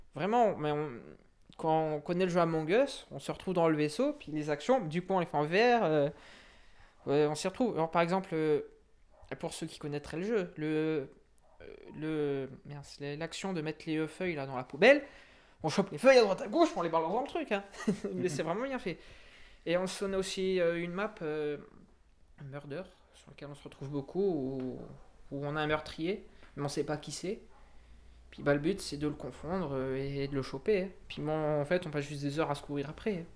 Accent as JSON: {"language": "French", "town": "Montluçon", "region": "Auvergne-Rhône-Alpes", "country": "France", "moved": "as an adult", "lives_now": "Bordeaux, France", "said": "moi, je viens d'Auvergne, du côté de Montluçon"}